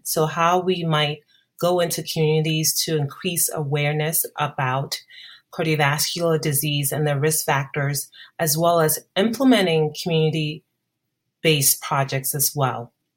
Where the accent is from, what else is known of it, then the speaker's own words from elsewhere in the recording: Ghana; moved away as an adult; now in United States; growing up in Ghana